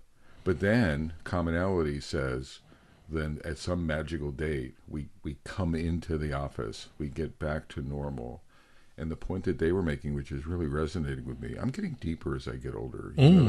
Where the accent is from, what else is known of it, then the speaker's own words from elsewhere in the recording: Pennsylvania, United States; I'm a white man from central Pennsylvania. I grew up in Amish country.